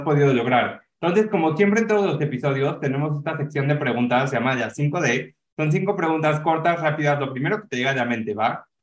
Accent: Mexico; como mexicanos

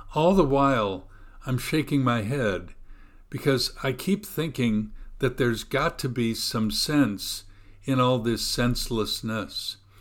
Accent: United States; as an American

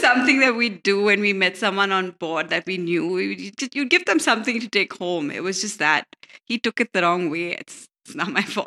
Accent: Bangalore, Karnataka, India; We were born here in Bangalore, all of us.

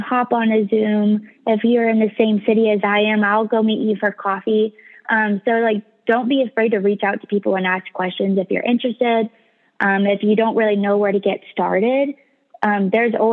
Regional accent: Tulsa, Oklahoma, United States; moved away as an adult; also born or lived in Arizona; Tulsa is my hometown

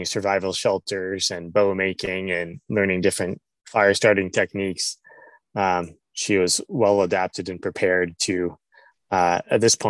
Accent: Western Massachusetts, United States; moved away as an adult; now in Vermont, United States; I grew up in Western Massachusetts

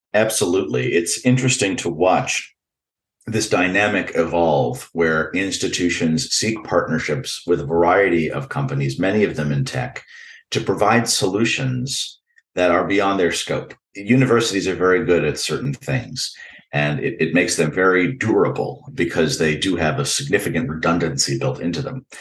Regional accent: New York and the Northeast, United States; Growing up in New York and the Northeast

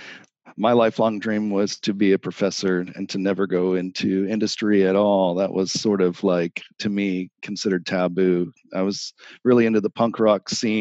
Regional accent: Florida, United States; I grew up in Florida

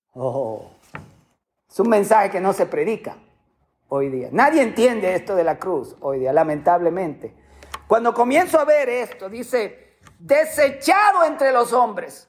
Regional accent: Dominican Republic; moved away; cantábamos en mi país

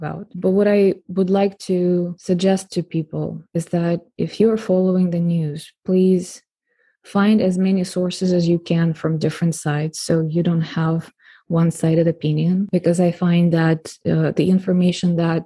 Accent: Moscow, Russia; now in San Diego, United States; I grew up in Russia myself, in Moscow

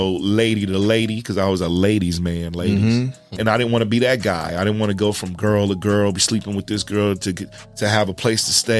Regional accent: East Orange, New Jersey, United States; also born or lived in High Point, North Carolina; I'm from East Orange, New Jersey, originally. Then it got a little bit crazy there. So my mom moved us and we ended up in High Point, North Carolina, where it was crazy, too.

